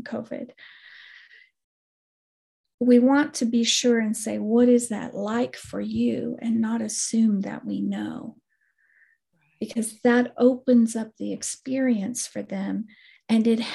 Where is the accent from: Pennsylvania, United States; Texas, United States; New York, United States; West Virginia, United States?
Texas, United States; West; I come from West Texas originally, and West Texans, it's terrible, violent language, but we use the word like kill shot.